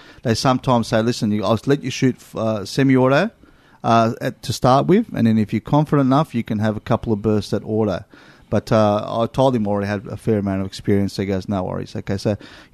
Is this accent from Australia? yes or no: yes; Australia; we're from Australia